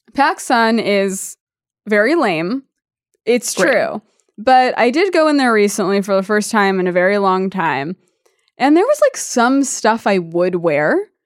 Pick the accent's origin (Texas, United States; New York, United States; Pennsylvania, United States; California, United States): California, United States; Santa Monica; So I'm from Santa Monica. So it was like Beach Bros.